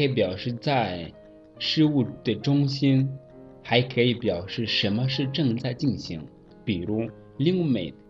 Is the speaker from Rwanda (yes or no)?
yes; Rwanda; Chinese is a second language; now in China